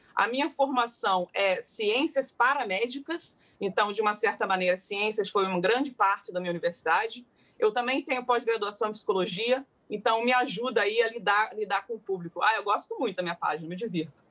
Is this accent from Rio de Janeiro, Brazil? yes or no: yes; Rio de Janeiro, Brazil; moved away as an adult; now in London, United Kingdom